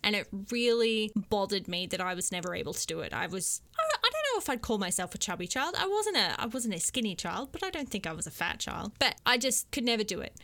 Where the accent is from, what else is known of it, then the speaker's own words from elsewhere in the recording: Queensland, Australia; also born or lived in Korea; now in South Korea; I'm from Queensland, we live in Korea